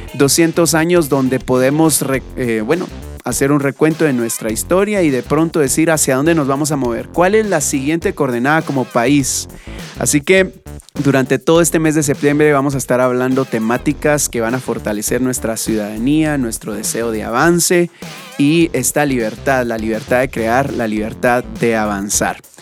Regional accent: Guatemala; como buenos guatemaltecos

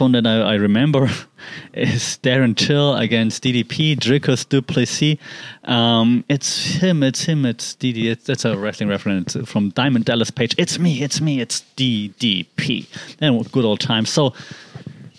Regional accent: Germany; I'm from Europe. I mean, Germany and Poland

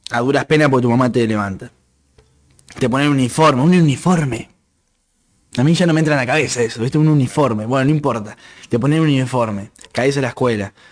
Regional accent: Santa Fe, Argentina; yo soy argentino, pues nací en Argentina. Santa Fecino por pues, la provincia de Santa Fe. Eh, no sé cómo se dice, de Constitución, soy del Departamento de Constitución.

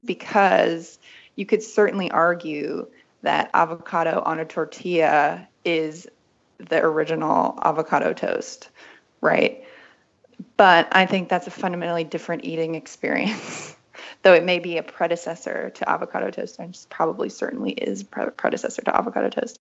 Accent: West Virginia, United States; moved away as an adult; also born or lived in Berlin; I grew up in West Virginia

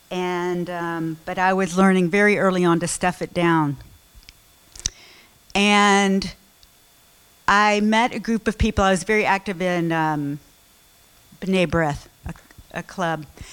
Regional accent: Memphis, Tennessee, United States; I grew up in Memphis, another Southerner

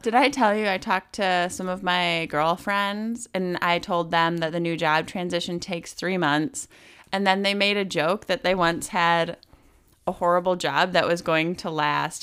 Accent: Wisconsin, United States; moved away; also born or lived in Milwaukee; I used to live in Milwaukee 'cause I'm from Wisconsin

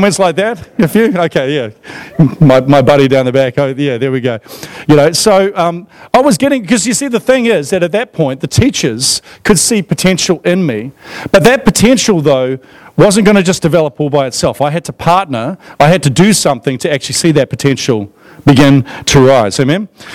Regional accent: Australia; moved away; I grew up in Australia in the 1980s

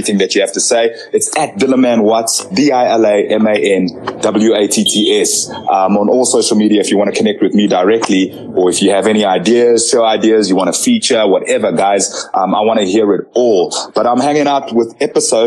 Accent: South Africa; also born or lived in Zambia; I'm South African by choice because I've grown up here.

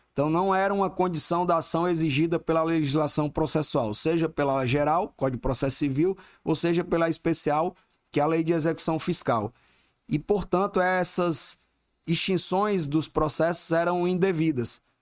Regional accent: Ceará, Brazil; moved away as an adult; also born or lived in Juazeiro do Norte / Barbalha / Fortaleza; now in Manaus, Brazil; eu nasci no interior do Ceará, nasci em Juazeiro do Norte, morei em Barbalho, no interiorzinho mesmo, quase na divisa com Pernambuco. E aí, quando meus pais se separaram, eu tinha uns 9 anos de idade, é, fomos embora para Fortaleza

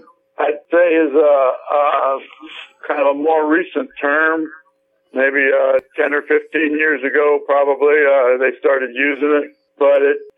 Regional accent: Missouri, United States; also born or lived in St. Louis; Well, originally I'm from Missouri, South Missouri, actually, and I lived quite a few places in my adolescent years.

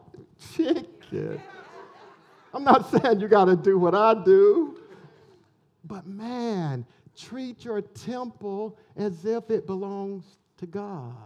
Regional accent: Elberton, Georgia, United States; when I grew up in Elberton

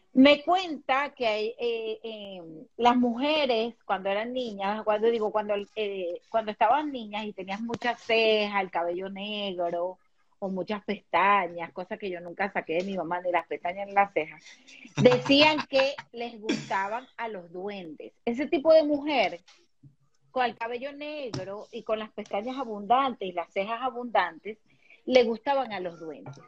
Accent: Venezuela; moved away; nosotros somos de Venezuela

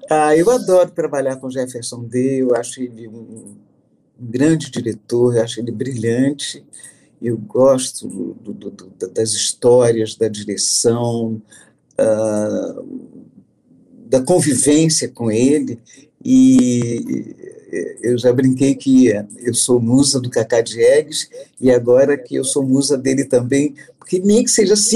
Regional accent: Brazil; Agora eu sou aqui, é como todo brasileiro, entendeu?

